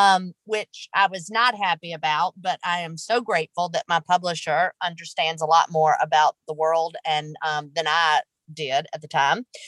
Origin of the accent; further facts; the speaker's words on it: Rosedale, Mississippi, United States; also born or lived in Memphis, Tennessee / Cleveland, Mississippi; now in Oxford, United States; I was born and raised here in Rosedale, Mississippi